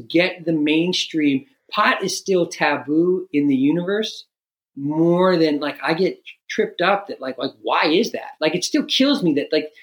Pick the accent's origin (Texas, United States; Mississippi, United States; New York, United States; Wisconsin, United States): New York, United States; now in Canada; I'm from New York